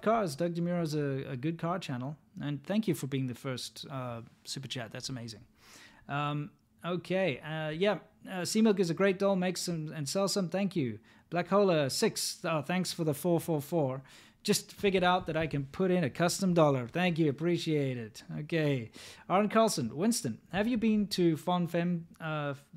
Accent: South Africa; moved away as an adult; also born or lived in China / United Kingdom; now in United States; I grew up in South Africa

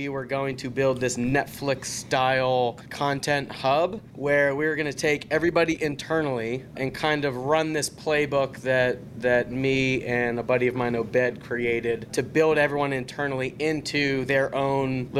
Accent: Pittsburgh, Pennsylvania, United States; I'm from Pittsburgh

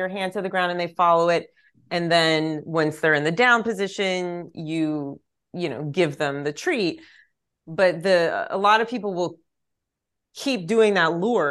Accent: East Texas, United States; now in Pasadena, United States; I grew up in East Texas

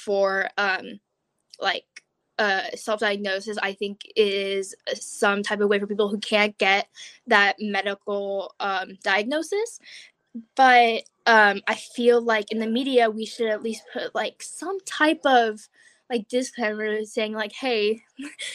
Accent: Oregon, United States; I'm a junior from Oregon

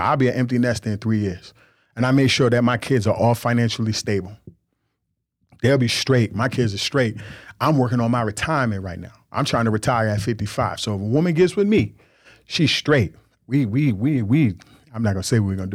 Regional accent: New York, United States; I grew up in New York. This how we talk. I grew up, uh, uh, Jamaican and Nigerian

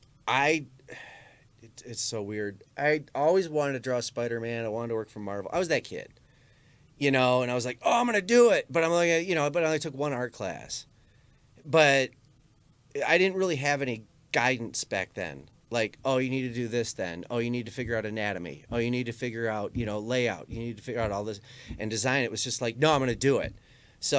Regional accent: Armada, Michigan, United States; best friends when I was growing up in Armada

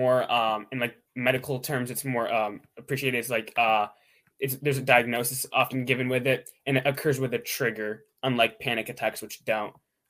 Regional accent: Pittsburgh, Pennsylvania, United States; I'm from Pittsburgh, Pennsylvania. I'm a junior in high school

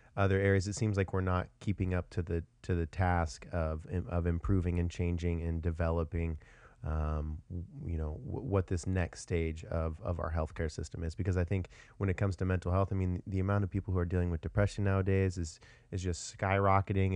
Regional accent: Washington, United States; moved away as an adult; now in Austin, United States; I'm actually from Washington originally

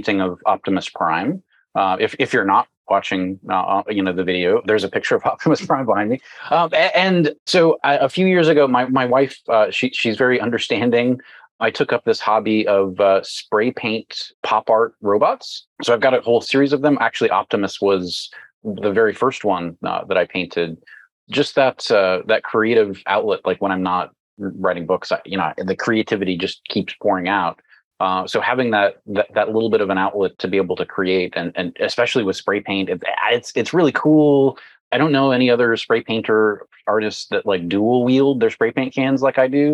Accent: Dallas, Texas, United States; accent: Texan (implied); If you can tell from my accent, I'm the Chief Security Officer for Southern Methodist University here in Dallas

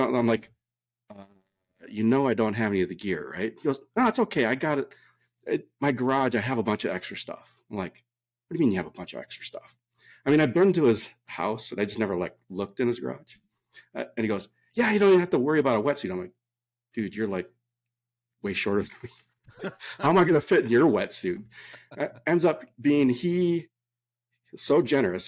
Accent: Minnesota, United States; born or raised there; now in California, United States

